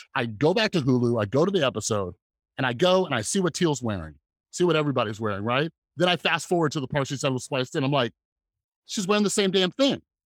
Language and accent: English; Las Vegas, Nevada, United States; I grew up in Las Vegas